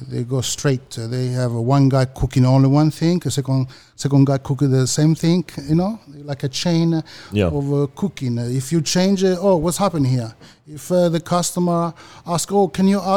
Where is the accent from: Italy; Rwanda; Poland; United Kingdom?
Italy; Southern Italy; moved away; I grew up in South Italy.